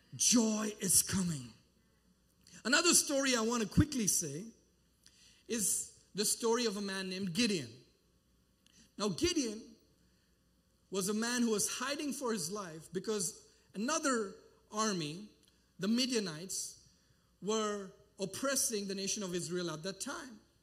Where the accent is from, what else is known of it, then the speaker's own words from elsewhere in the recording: India; moved away; I traveled back to my home country and I've been doing mission work